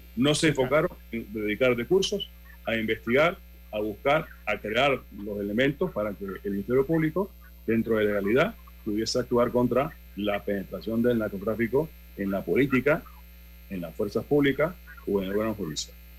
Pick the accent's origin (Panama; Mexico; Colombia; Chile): Panama; nosotros como panameños